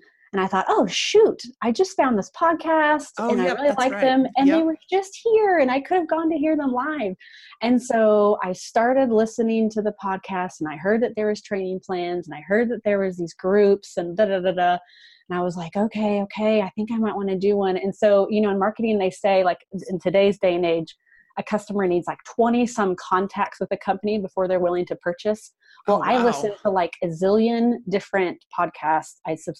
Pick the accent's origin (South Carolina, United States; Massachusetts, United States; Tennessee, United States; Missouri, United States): Missouri, United States; Kansas City; also born or lived in Madrid, Spain; And I love Kansas City, but I was like, I don't want to do it in my hometown.